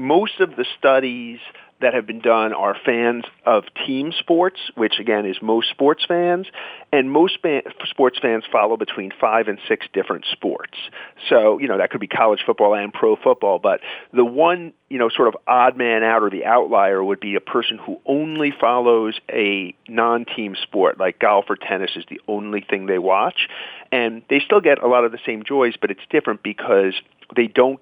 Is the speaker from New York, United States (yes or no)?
yes; New York, United States; now in New England, United States; I grew up in Queens